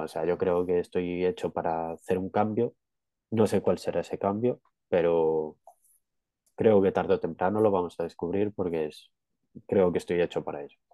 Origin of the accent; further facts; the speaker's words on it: Galicia, Spain; Yo soy de Galicia